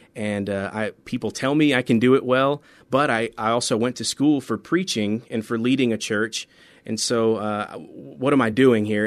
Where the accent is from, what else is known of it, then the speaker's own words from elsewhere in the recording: central Florida, United States; moved away as an adult; also born or lived in Bristol, Tennessee / Memphis, Tennessee / Colorado; now in San Antonio, United States; most of my, uh, real childhood, high school, college was in Florida, in, uh, central Florida